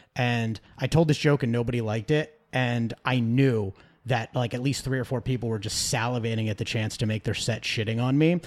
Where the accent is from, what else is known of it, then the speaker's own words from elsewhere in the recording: Philadelphia, Pennsylvania, United States; moved away as an adult; now in Los Angeles, United States; I grew up in the Philly area